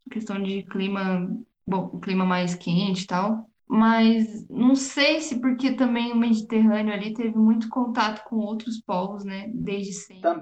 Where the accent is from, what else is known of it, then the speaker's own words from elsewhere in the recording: Brazil; Sim, e, e brasileiro, gente, eu sou brasileira, eu posso falar, tenho CPF, tenho, tenho